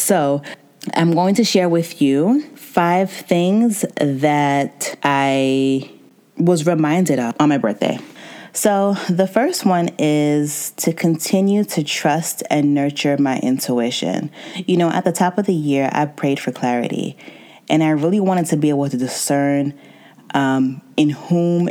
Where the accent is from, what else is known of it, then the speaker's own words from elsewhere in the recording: United States; I was born and raised in America